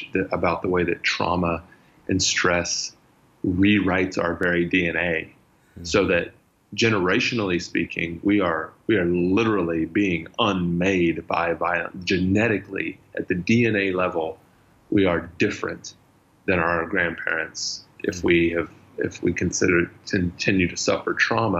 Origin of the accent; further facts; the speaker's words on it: United States; moved away as an adult; also born or lived in California / Colorado / Austin, Texas / Middle East; I grew up first part of my life in Colorado, grew up the second part of my life in Austin, Texas